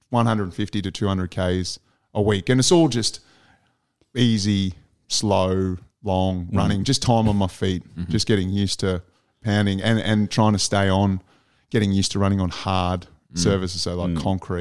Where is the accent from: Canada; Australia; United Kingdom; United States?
Australia; Southeast Queensland; I was born in Southeast Queensland